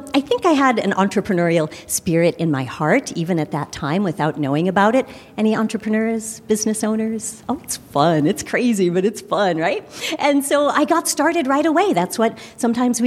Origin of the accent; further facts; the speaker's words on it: Chicago, Illinois, United States; I'm from Chicago, of course, and grew up on the Hershey bar